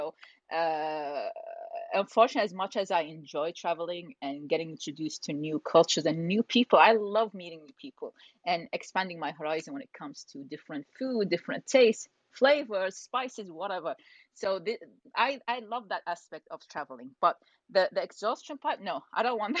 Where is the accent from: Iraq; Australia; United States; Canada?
Iraq; also born or lived in United Kingdom; So I'm originally from Iraq. I was born in UK.